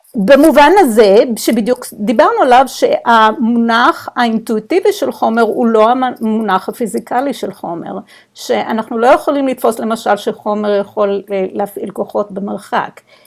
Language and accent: Hebrew; Israel; moved away; אנחנו בתור ישראלים, חינכו אותנו ללא לקבל סמכות, לשאול, לפקפק